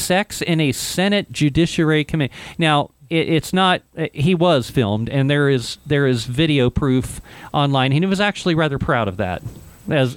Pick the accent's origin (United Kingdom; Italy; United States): United States; Ohio; now in New Mexico, United States; I'm from Ohio